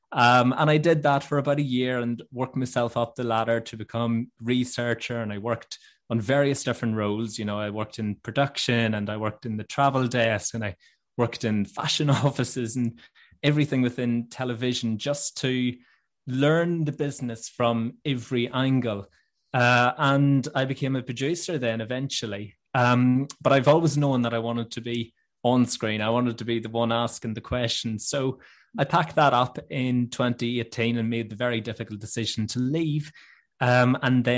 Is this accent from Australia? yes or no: no; Northern Ireland, United Kingdom; moved away as an adult; now in London, United Kingdom; I grew up in this gorgeous little village at the foot of the mountains in Northern Ireland